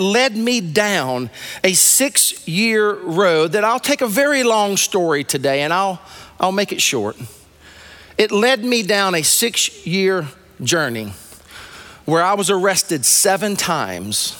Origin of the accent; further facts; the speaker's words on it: Sumter, South Carolina, United States; I was raised in Sumter, South Carolina.